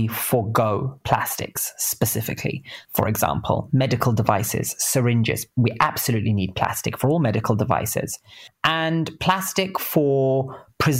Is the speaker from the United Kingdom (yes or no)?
yes; London, United Kingdom; moved away as an adult; also born or lived in California, United States; now in San Francisco, United States; I'm British. I grew up in between East London and North London.